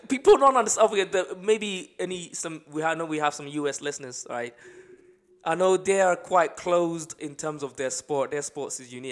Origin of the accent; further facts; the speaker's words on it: Accra, Greater Accra, Ghana; now in United Kingdom; I lived in, um, uh, Accra, the main city, growing up in Ghana